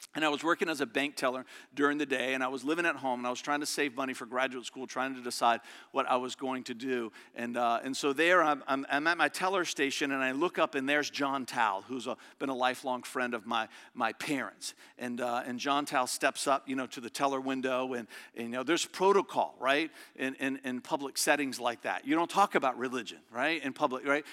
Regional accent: Verona, Virginia, United States; It's a little community I grew up in just outside of Richmond

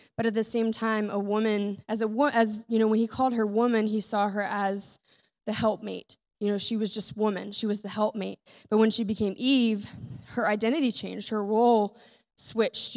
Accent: United States

